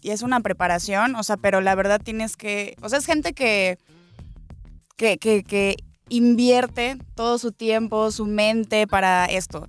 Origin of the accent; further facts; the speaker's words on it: Mexico; como muy importante para nosotros como mexicanos